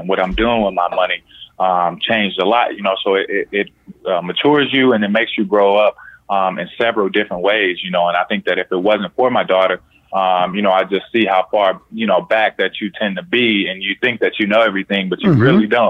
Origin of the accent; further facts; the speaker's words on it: Indiana, United States; Born and raised in Indiana, yeah.